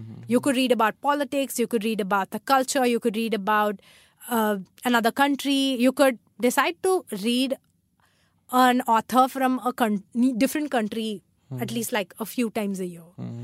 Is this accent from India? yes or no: yes; South India, India; English is a second language; because I'm South Indian.